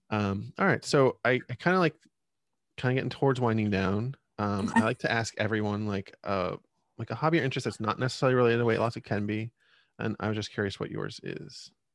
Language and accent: English; Reading, Pennsylvania, United States; … is from my hometown